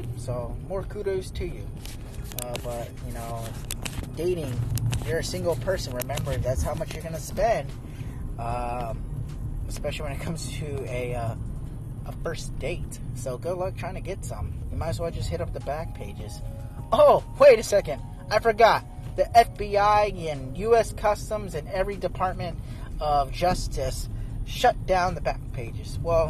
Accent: Arizona, United States; now in Oregon, United States; I'm from Arizona.

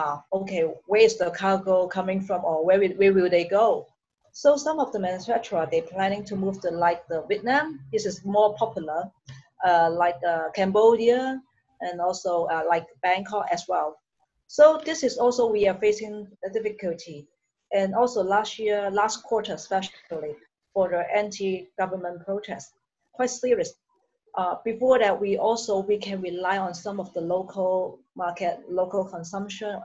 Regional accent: Hong Kong; I'm from Hong Kong

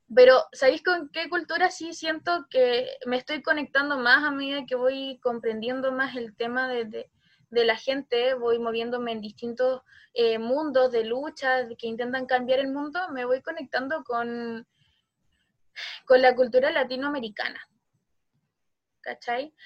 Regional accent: Chile

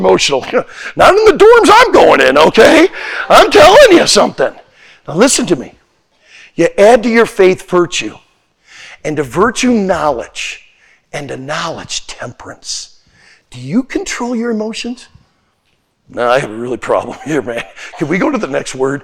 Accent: Pensacola, Florida, United States; moved away; also born or lived in Santa Maria, California; I'm from Pensacola, Florida, too. And I went through Hurricane Ivan

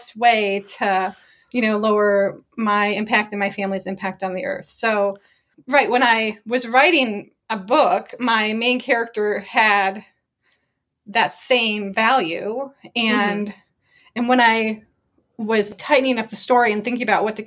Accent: Ohio, United States; I'm from Ohio

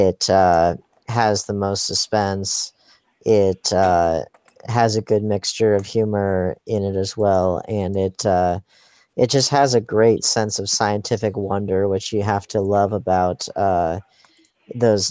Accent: Monterey, California, United States; I grew up in Monterey, California

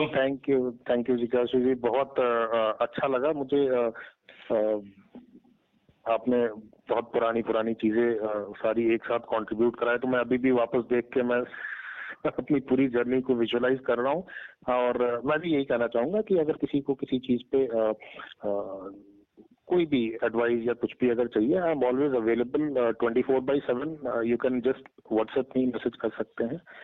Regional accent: Ballia, Uttar Pradesh, India; moved away; also born or lived in Delhi

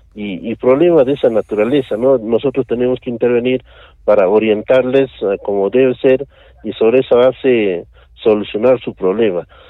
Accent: Peru; Como peruanos nosotros

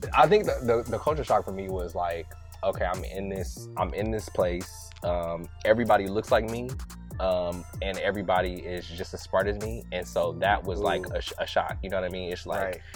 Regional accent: Inglewood, California, United States; I am originally from Inglewood, California. Uh, grew up right off of Fifth and Hardy, um, and I'm an LA native

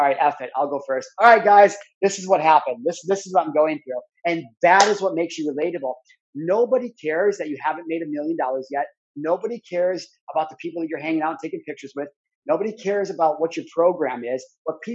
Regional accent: Midwest, United States; growing up in the Midwest

